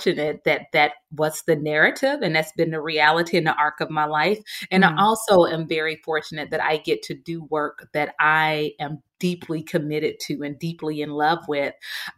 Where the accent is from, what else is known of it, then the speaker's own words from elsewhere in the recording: Jackson, Mississippi, United States; moved away as an adult; I'm homegrown goodness. I'm from Mississippi, from Jackson